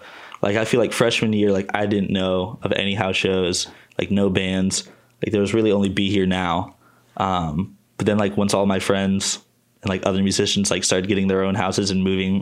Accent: Fort Wayne, Indiana, United States; moved away; also born or lived in Muncie, Indiana; I'm from Fort Wayne and I grew up with Chase

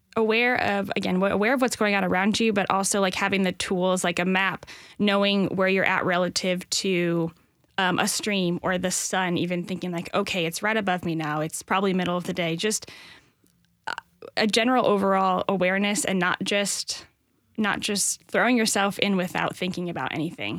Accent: Northwest Indiana, United States; moved away as an adult; now in Nashville, United States; I grew up in Northwest Indiana near Chicago

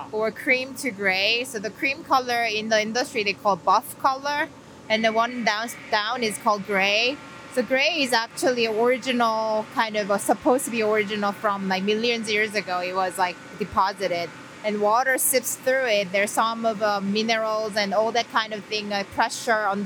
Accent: Seoul, South Korea; also born or lived in Columbus, Indiana; now in Indiana, United States; I'm originally from South Korea, Seoul, born and raised.

